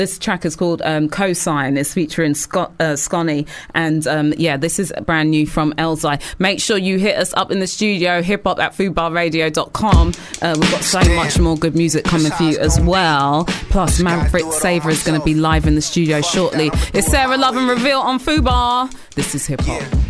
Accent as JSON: {"language": "English", "country": "United Kingdom", "said": "obviously, we love to complain as British people."}